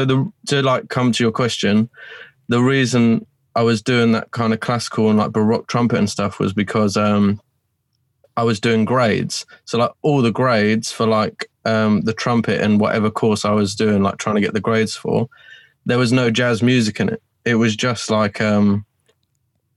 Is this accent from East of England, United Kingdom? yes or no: yes; Colchester, East of England, United Kingdom; moved away as an adult; now in Romford, United Kingdom; I'm originally from Colchester. I'm not actually from London. It's in a county called Essex